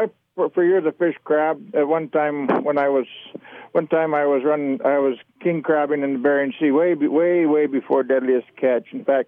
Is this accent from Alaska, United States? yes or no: yes; Alaska, United States; also born or lived in Medford, Oregon; Actually, I was born here in Oregon. I was born down in Medford. My dad mustered out of the military after World War II there, and my folks bought property and so on. But you know, we went to Alaska when I was real young.